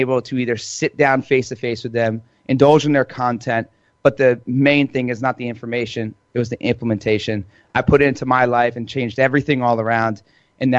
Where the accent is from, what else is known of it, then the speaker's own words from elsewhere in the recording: New Jersey, United States; I'm Italian. I'm from Jersey